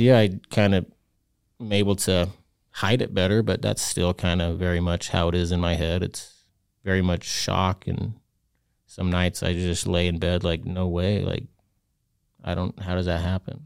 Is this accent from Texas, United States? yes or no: no; Utah, United States; I'm from Utah, so we have weird names for our kids